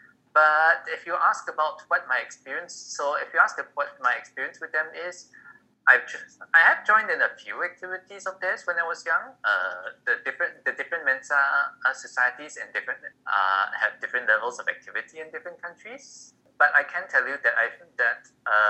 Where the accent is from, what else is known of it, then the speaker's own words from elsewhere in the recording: Malaysia; from Malaysia